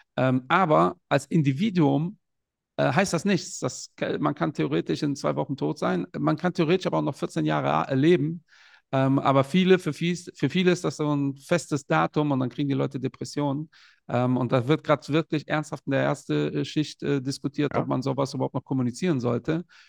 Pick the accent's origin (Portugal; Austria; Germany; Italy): Portugal; ich bin selbst aus Portugal